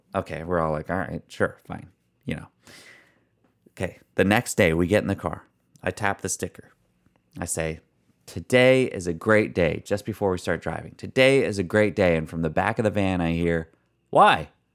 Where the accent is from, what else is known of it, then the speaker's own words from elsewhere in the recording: Canada; we're from Canada